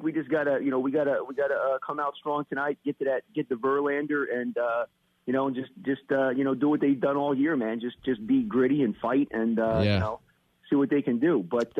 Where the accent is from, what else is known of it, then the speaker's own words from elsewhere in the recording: Philadelphia, Pennsylvania, United States; moved away as an adult; now in Virginia, United States; I'm actually originally from Philadelphia, so I moved down to Virginia.